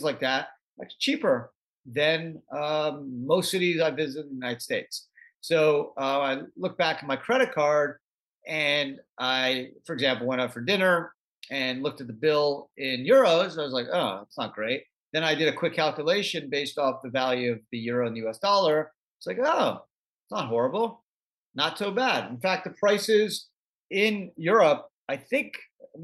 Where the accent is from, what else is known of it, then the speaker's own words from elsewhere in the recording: Canada; I grew up in Canada